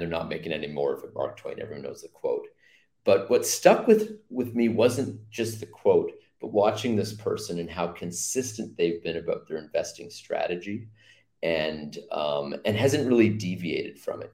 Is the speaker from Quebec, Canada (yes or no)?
no; Mississauga, Ontario, Canada; moved away as an adult; also born or lived in Oakville, Canada / Hamilton, Canada; now in Antigua and Barbuda; I grew up in Mississauga, lived in Oakville for 10 years